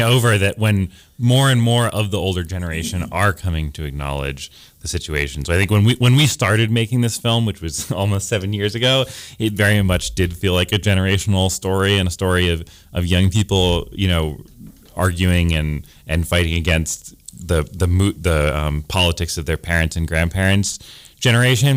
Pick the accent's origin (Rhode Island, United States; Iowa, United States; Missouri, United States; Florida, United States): Rhode Island, United States; Providence; I'm from Providence, Rhode Island